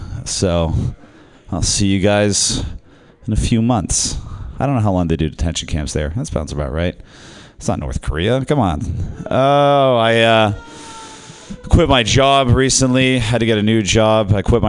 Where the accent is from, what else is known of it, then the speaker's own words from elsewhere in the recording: Ireland; I am Irish, okay?